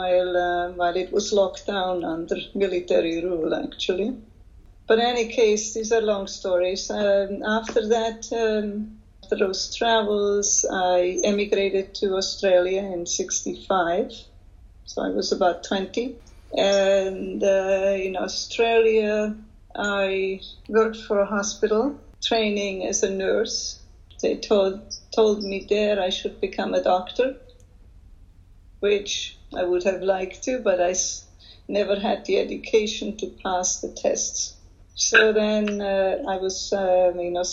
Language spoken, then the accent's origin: English; Switzerland; moved away; also born or lived in Liechtenstein; I'm originally Swiss. I grew up, I was born in Liechtenstein. My mother is from there, and my father is Swiss. So I have those citizenships. I grew up in Switzerland